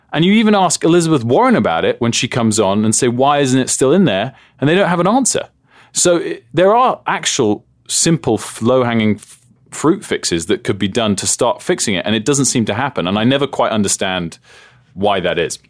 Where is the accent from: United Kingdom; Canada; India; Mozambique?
United Kingdom; moved away as an adult; also born or lived in United States; I'm a Brit